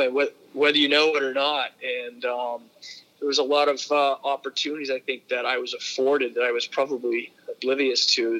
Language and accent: English; Berlin, New Hampshire, United States; I grew up in northern New Hampshire in a uh, you know it was a predominantly uh, mill town, Berlin, New Hampshire